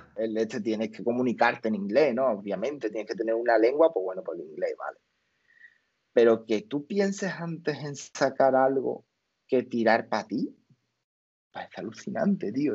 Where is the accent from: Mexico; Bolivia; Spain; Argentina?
Spain; la gente de aquí de España, y yo